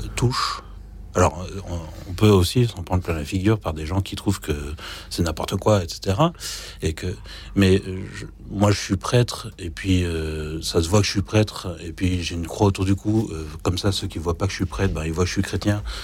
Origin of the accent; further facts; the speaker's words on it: France; je suis français